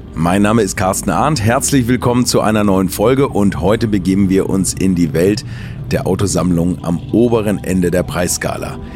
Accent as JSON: {"language": "German", "region": "Hamburg", "country": "Germany", "said": "Ich komme aus Hamburg"}